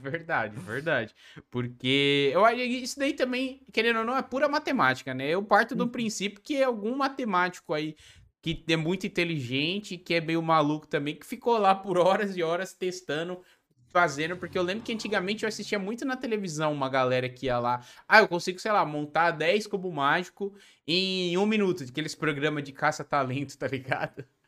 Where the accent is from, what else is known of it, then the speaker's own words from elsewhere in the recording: São Paulo, Brazil; eu sou da capital também, só que eu sou da Zona Sul, Santo Amaro